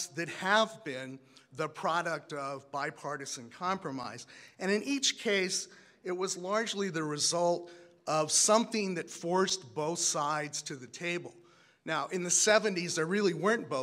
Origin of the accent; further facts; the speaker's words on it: Iowa, United States; moved away as an adult; also born or lived in Minnesota / California / Washington, D.C. / Maryland; I grew up in Iowa, went to college in Minnesota, went to law school in California, moved to DC, I work in Maryland